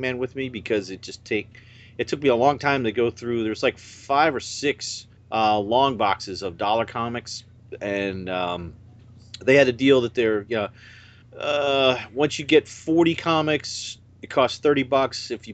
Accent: Oviedo, Florida, United States; I'm from Oviedo, Florida.

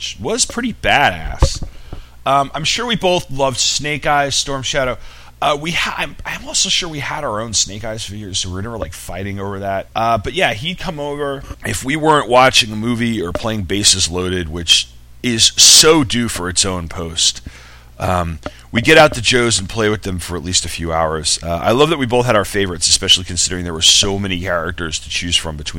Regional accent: Long Island, New York, United States; We're both from Long Island

